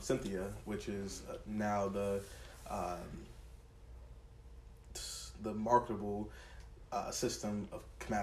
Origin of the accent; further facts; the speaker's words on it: Chicago, Illinois, United States; moved away; I'm from Chicago